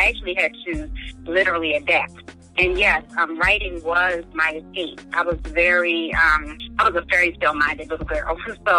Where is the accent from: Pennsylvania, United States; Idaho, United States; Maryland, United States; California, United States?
Maryland, United States; sometimes I'm almost embarrassed to tell people where I'm from. You know, I'm like, oh, I'm from Maryland.